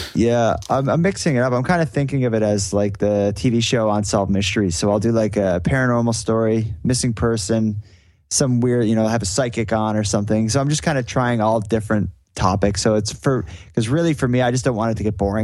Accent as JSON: {"language": "English", "town": "Sydney", "region": "Nova Scotia", "country": "Canada", "said": "I'm from Sydney, which is like the biggest city in Cape Breton"}